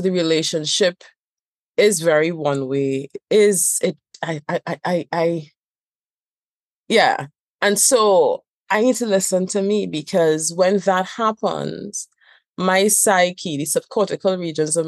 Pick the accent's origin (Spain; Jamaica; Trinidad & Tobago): Trinidad & Tobago; I also have this accent. I am from Trinidad and Tobago